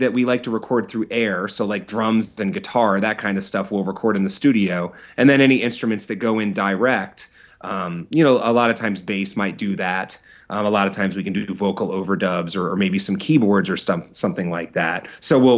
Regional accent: Philadelphia, Pennsylvania, United States; moved away as an adult; also born or lived in Los Angeles area; now in Los Angeles, United States; I'm from Philadelphia, I moved out to the LA area from Philadelphia about 3 years ago.

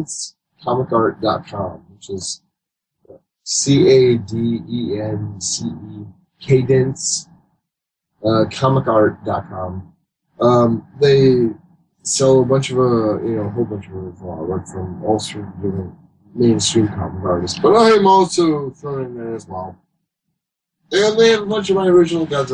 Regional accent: Michigan, United States; moved away; celebrating my birthday there in my hometown of Michigan for the first time in probably 20-plus years

